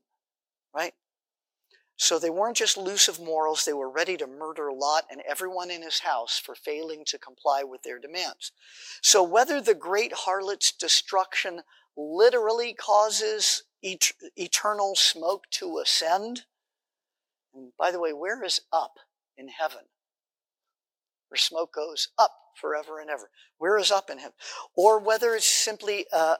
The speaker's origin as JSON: {"language": "English", "town": "Los Angeles", "region": "California", "country": "United States", "tie": "born or raised there", "said": "the synagogue where I grew up in Los Angeles"}